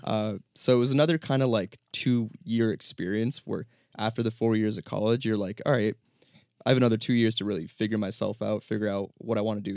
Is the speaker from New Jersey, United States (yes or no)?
yes; New Jersey, United States; also born or lived in New York; born and raised in New Jersey